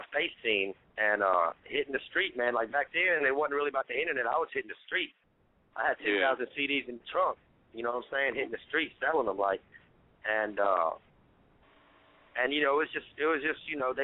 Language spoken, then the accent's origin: English; Alabama, United States; I'm from Alabama